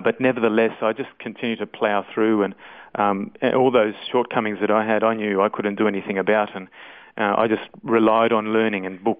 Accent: Sydney, New South Wales, Australia; now in Goondiwindi, Australia; I was born in Sydney

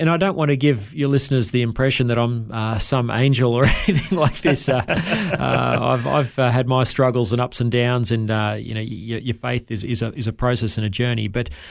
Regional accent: Wondai, Queensland, Australia; born there; I was born here in Queensland in a little tiny town called Wandai, about 15 minutes drive from Kingaroy in the South Burnett

